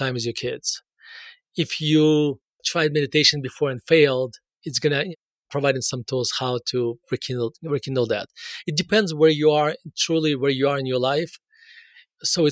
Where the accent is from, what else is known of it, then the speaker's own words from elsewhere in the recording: Russia; now in Denver, United States; So I was born in Russia and moved to the United States in 1991 and moved directly to Denver. So I spent basically all my adult life in Denver.